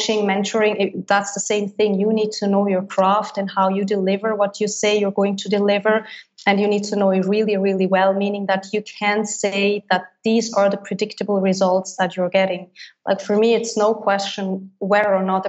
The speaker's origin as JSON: {"language": "English", "country": "Switzerland", "first_language": "Swiss German", "second_language": "English", "moved": "as an adult", "said": "my native language, which is Swiss German."}